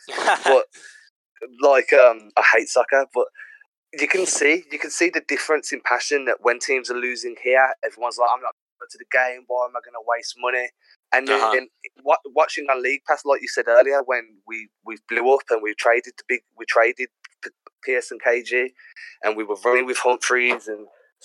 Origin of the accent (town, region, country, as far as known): England, United Kingdom